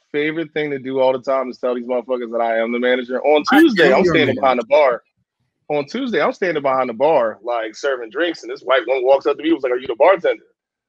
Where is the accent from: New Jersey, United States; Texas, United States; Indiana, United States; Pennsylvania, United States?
Pennsylvania, United States; Philadelphia; moved away; I'm from Philly.